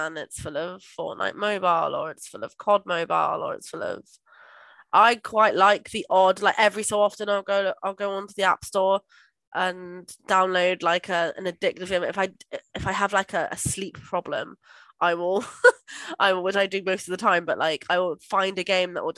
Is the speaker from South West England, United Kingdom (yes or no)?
yes; Somerset, South West England, United Kingdom; I'm just from Somerset